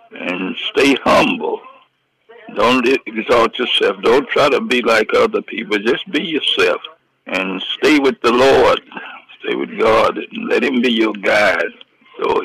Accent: Atlanta, Georgia, United States; I was brought up in Atlanta. I used to live right across the street from Dr. King on Auburn Avenue

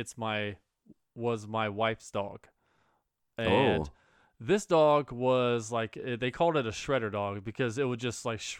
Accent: Cincinnati, Ohio, United States; because of I'm from Cincinnati and that's the Bengals.

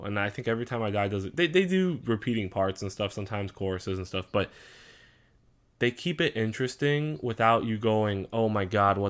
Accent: Indiana, United States; we're from Indiana.

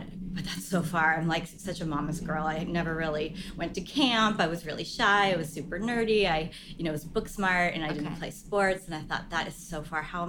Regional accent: California, United States; also born or lived in New York; luckily we're here.

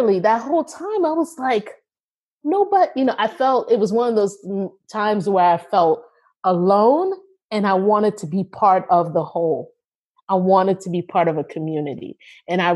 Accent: United States; I was coming in as the American

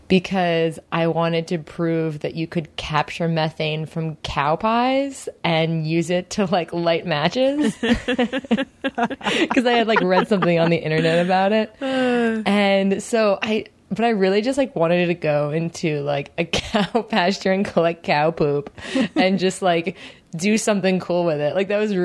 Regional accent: Jersey Shore, New Jersey, United States; Growing up in the Jersey Shore

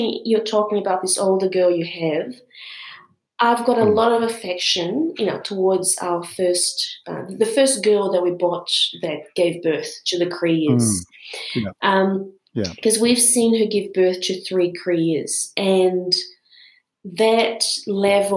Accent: Brazil; moved away; I was born in Brazil

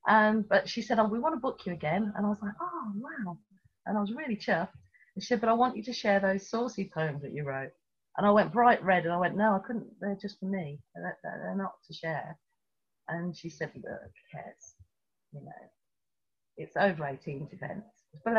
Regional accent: Tripoli, Tripoli District, Libya; born there; You don't know I was born in Tripoli in Libya.

